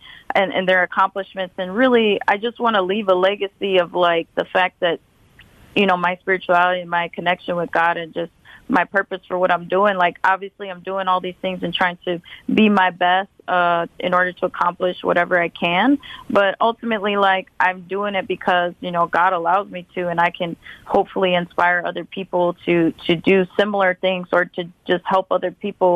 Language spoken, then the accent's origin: English; Milwaukee, Wisconsin, United States; my experience of growing up in Milwaukee